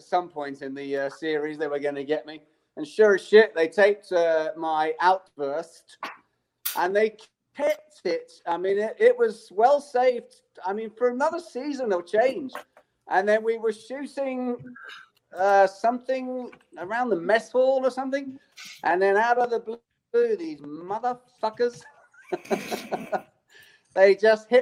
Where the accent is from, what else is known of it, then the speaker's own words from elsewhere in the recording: United Kingdom; I'm British